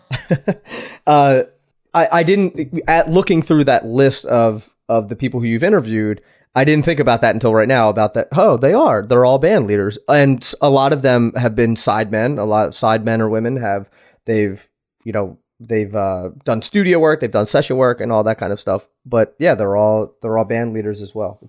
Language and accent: English; East Coast, United States; moved away; i am originally from the East Coast